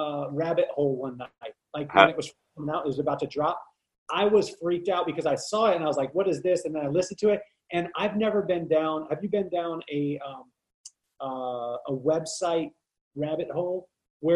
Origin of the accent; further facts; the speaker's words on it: California, United States; I'm from California